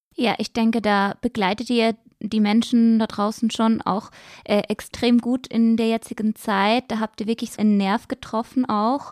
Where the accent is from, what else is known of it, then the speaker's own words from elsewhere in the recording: Switzerland; Bei uns in der Schweiz